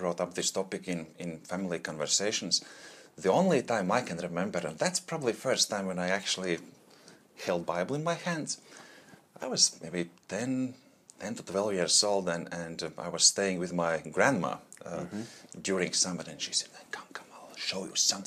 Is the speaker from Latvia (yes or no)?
yes; Latvia; English is a second language; moved away as an adult; now in Australia; originally I'm from Latvia. That's a small country in Eastern Europe, right next to Russia. So it's hard to find on map, just a little spot. That's where my childhood was then.